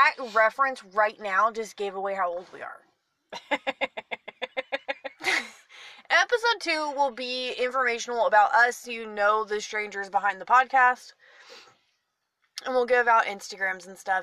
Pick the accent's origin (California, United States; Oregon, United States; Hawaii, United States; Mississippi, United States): California, United States; now in Texas, United States; I'm the Californian that moved to Texas